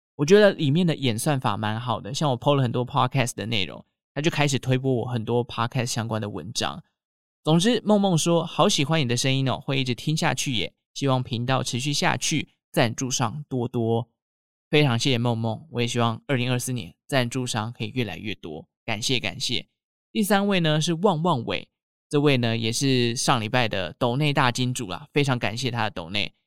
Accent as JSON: {"language": "Chinese", "region": "Taichung", "country": "Taiwan", "said": "像我们中部台中人呢，就会说银柜或者是美乐蒂啦"}